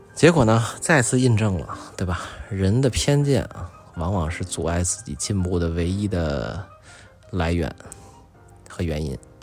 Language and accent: Chinese; China; “说，哎，你们是中国人吗？”然后我就一看，我说：“对啊，我说我们是啊。”